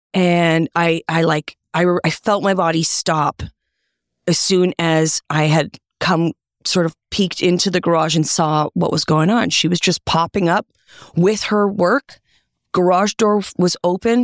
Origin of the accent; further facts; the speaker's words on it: Toronto, Ontario, Canada; I'm from Toronto. I'm going home soon.